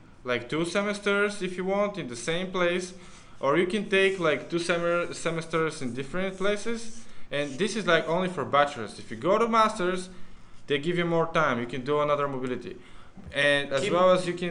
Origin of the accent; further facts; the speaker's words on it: Bulgaria; we're just from Bulgaria